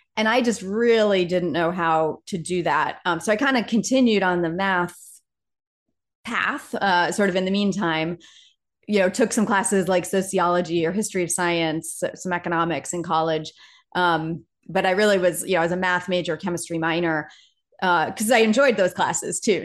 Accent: Laconia, New Hampshire, United States; moved away as an adult; I grew up in a sort of, I guess, a small city, about fifteen thousand people in the middle of New Hampshire. So, um, sort of a town called Laconia, New Hampshire

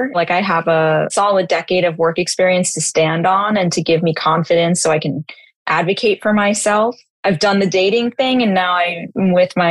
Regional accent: New York City, New York, United States; growing up in New York City and being exposed to a lot very early on

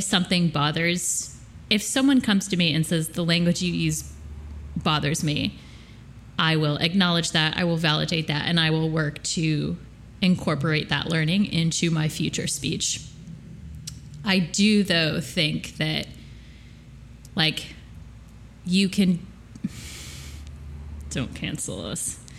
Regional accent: upstate New York, United States; accent: upstate New York; I had a bad upstate New York accent day today.

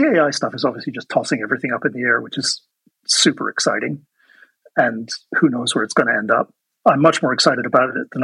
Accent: England, United Kingdom; moved away; I'm originally from England

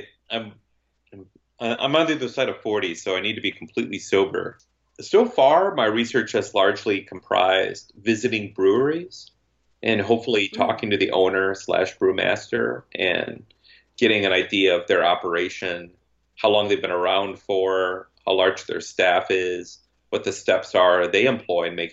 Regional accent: Hastings, Minnesota, United States; My hometown is getting a brewery this year

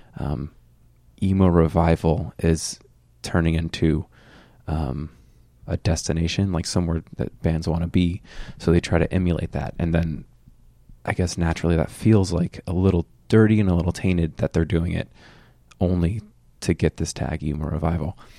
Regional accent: Fort Myers, Florida, United States; I grew up in Fort Myers, which is three hours south of Orlando

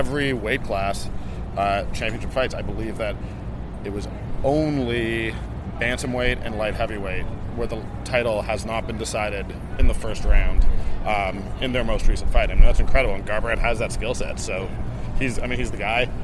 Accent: Toronto, Ontario, Canada; I'm Canadian. I'm born and raised in Toronto

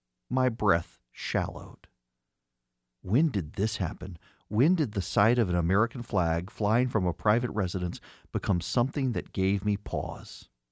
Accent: Dubai, United Arab Emirates; now in United States; I grew up in the Middle East. I grew up in Dubai. I didn't grow up in this country.

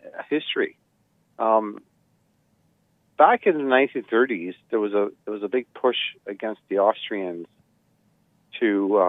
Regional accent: Canada; I'm Canadian

